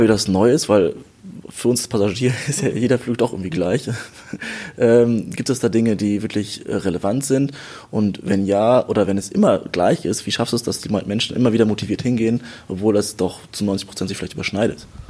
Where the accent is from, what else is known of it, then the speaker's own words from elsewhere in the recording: Germany; wir als Deutsche